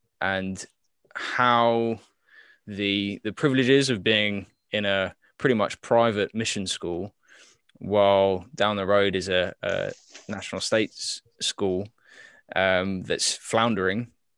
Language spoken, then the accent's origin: English; Papua New Guinea; so I grew up in Papua New Guinea